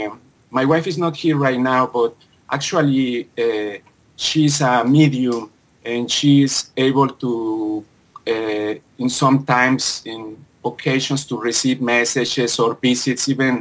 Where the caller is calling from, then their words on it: Vancouver, British Columbia, Canada; I'm calling from Vancouver, BC, on Canada.